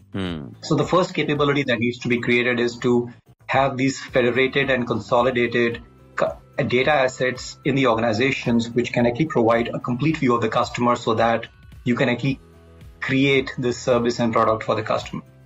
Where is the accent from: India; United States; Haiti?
India; Delhi; also born or lived in Kashmir; I'm uh, born and brought up in Delhi largely, uh, though I must say I, I, spent some time in Kashmir.